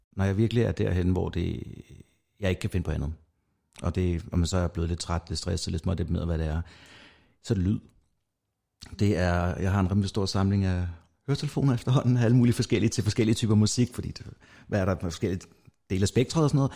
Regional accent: North Zealand, Denmark; jeg kommer fra Nordsjælland

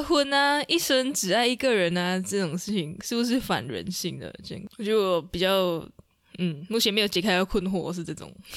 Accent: Sarawak, Malaysia; 我们是来自沙拉越的赤道儿女

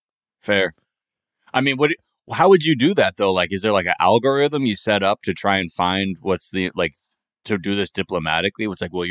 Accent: California, United States; I had never been here before growing up in Southern California

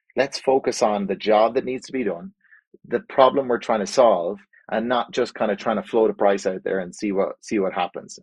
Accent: Ireland; moved away as an adult; also born or lived in Spain / United States / Mexico; now in Calgary, Canada; I grew up in Ireland

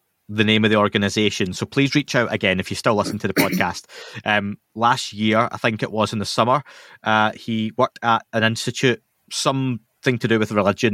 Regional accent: Scotland, United Kingdom; I'm Scottish.

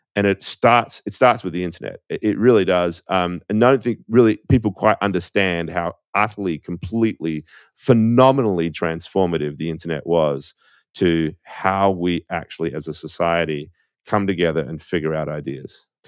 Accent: Australia; moved away as an adult; now in United States

